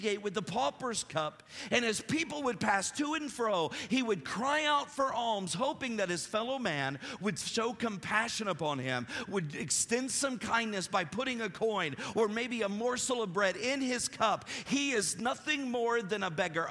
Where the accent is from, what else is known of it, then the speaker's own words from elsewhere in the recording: Appalachia, United States; I'm Appalachian, so I don't say Greek terms well